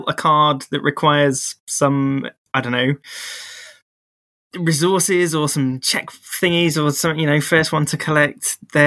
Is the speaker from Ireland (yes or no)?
no; United Kingdom; we're British